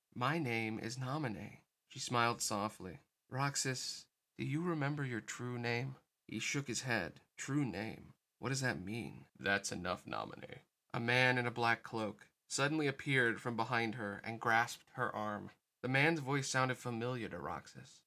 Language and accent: English; United States; as an American